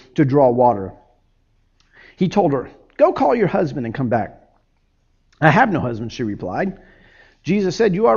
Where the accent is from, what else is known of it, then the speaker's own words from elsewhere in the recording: Miami, Florida, United States; I grew up in Miami